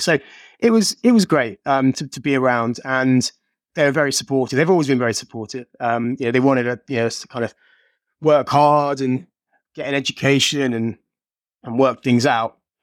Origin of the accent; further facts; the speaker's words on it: Birmingham, West Midlands, United Kingdom; I'm from Birmingham